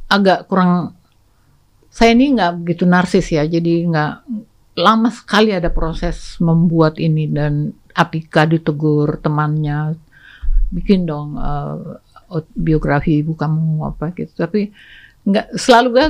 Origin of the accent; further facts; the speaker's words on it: North Sumatra, Indonesia; saya lagi mengurus ada orang Batak di situ Or, saya orang Batak nih